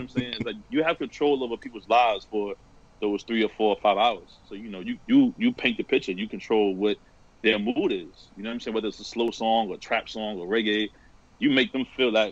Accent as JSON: {"language": "English", "town": "New York City", "region": "New York", "country": "United States", "tie": "born or raised there", "said": "growing up in New York"}